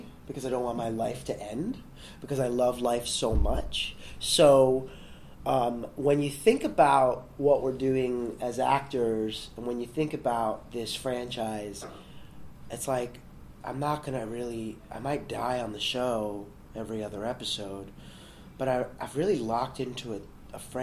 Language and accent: English; New York City, New York, United States; I grew up in the South Bronx